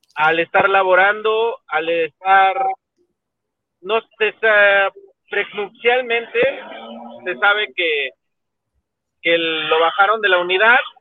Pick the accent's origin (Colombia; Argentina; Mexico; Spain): Mexico; nosotros como mexicanos